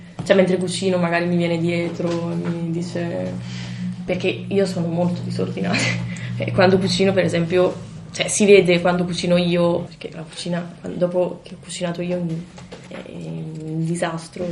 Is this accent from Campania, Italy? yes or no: yes; province of Caserta, Campania, Italy; moved away as an adult; now in Bologna, Italy; sono qui a Bologna per l'università, perché sono di Caserta, cioè la provincia di Caserta